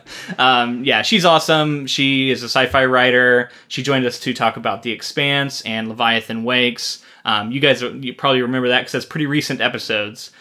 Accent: Florida, United States; now in Oregon, United States; We're both from Florida.

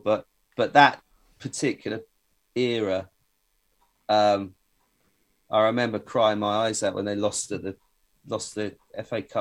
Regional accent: Bedford, East of England, United Kingdom; I'm from Bedford

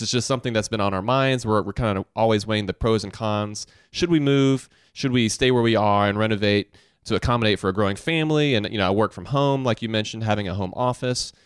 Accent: Augusta, Georgia, United States; growing up in Augusta, Georgia

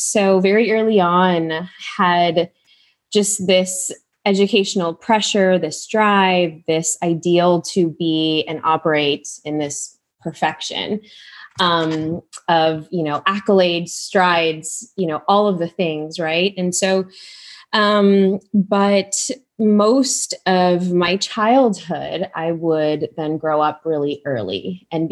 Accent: Chicago, Illinois, United States; born and raised in Chicago, I know you're Midwest too, to immigrant parents

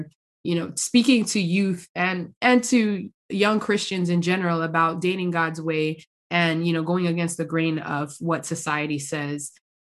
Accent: Miami, Florida, United States; moved away as an adult; also born or lived in Jamaica / Tampa, Florida; I born Jamaican, but I was raised here in South Florida, or I should say in Miami

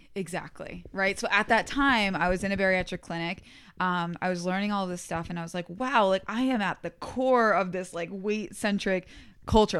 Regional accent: Albany, New York, United States; I went to community college, um, in my hometown around, like, the Albany, New York area

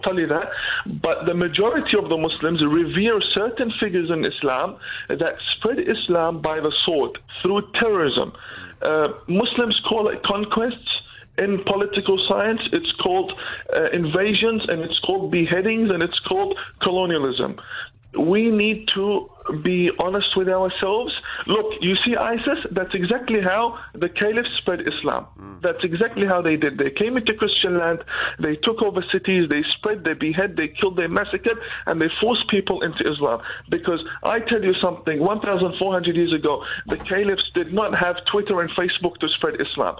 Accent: Iraq; also born or lived in Iran / Turkey; now in Australia; I'm actually from Iraq originally. I've lived in Iran.

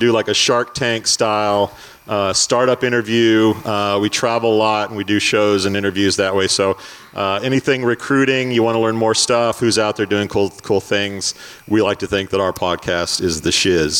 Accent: Indiana, United States; By the way, saying we're from Indiana isn't very dangerous.

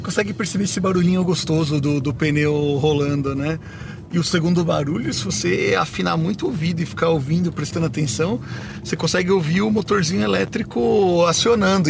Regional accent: Brazil; eu, como brasileiro

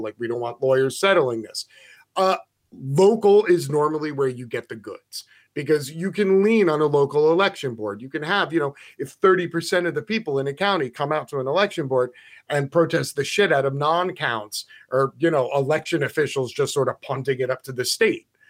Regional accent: United States; I'm an American

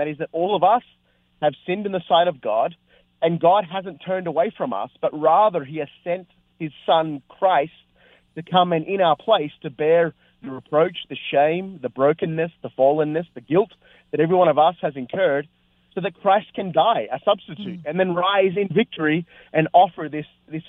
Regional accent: Australia; also born or lived in North America; I've pastored here in Australia, my home country

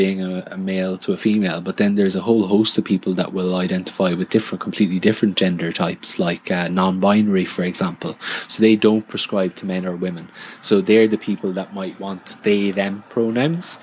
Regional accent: Ireland; somebody refers to me as Irish

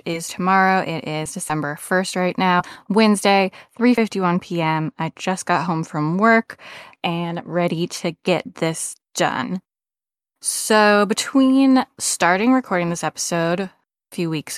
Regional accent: United States; I celebrate Thanksgiving as an American citizen

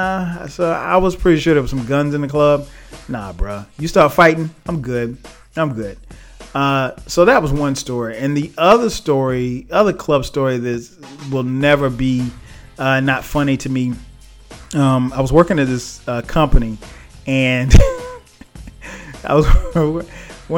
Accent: South Carolina, United States; I'm from South Carolina.

